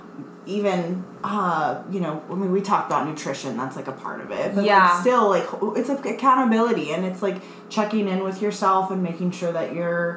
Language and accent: English; Colorado, United States; moved away as an adult; I'm from Colorado, and I moved out here, can't believe it's been almost 5 years